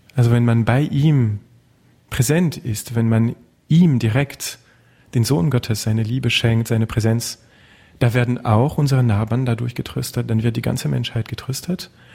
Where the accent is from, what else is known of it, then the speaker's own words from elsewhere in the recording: Touraine, Centre-Val de Loire, France; German is a second language; now in Berlin, Germany; Ich komme aus Frankreich, klar. Ähm, aus der Touraine, einer kleinen Gegend im Zentrum